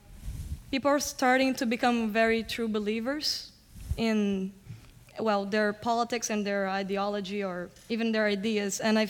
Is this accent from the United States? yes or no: no; Brazil; moved away; I'm a student of journalism. I'm from Brazil